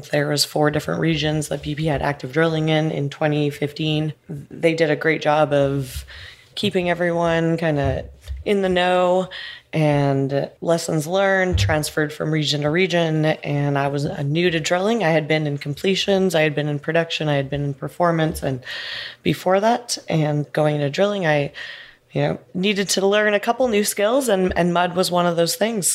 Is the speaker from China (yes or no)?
no; Northern Alberta, Canada; moved away as an adult; now in Oklahoma City, United States; I'm from Northern Alberta